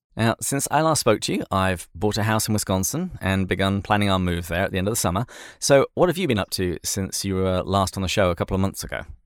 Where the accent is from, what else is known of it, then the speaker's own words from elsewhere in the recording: England, United Kingdom; growing up in England